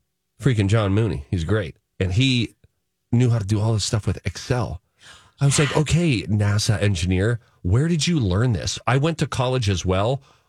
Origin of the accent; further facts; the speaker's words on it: Pittsburgh, Pennsylvania, United States; moved away; I grew up in Pittsburgh.